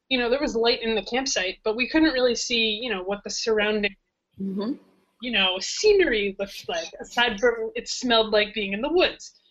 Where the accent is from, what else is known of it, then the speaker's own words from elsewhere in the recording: United States; bro, I'm from America.